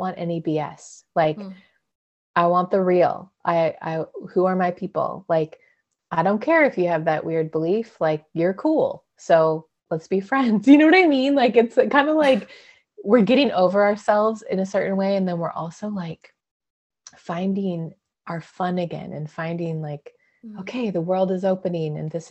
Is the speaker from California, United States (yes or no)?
yes; Clovis, California, United States; also born or lived in San Diego, California / Utah / Colorado; now in Redding, United States; I was born and raised in California, in the middle of California, in a very small town, a farming town called Clovis. So I grew up there